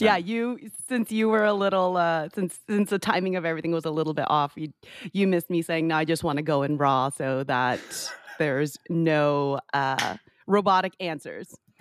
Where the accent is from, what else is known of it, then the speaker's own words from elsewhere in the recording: San Jose, California, United States; now in Orlando, United States; Grew up in San Jose.